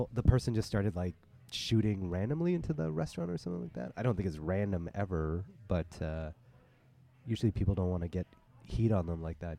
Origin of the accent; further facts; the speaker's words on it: Toronto, Ontario, Canada; as a kid in the Chinese restaurants growing up in Toronto